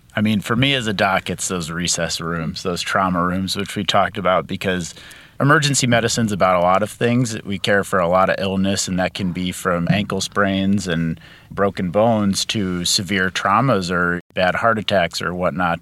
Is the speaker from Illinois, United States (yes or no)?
yes; suburbs of Chicago, Illinois, United States; moved away; I grew up in Illinois, suburbs of Chicago